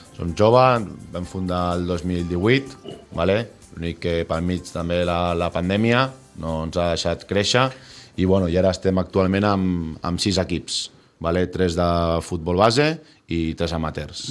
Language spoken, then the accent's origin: Catalan; Sitges, Catalonia, Spain; tots som de Sitges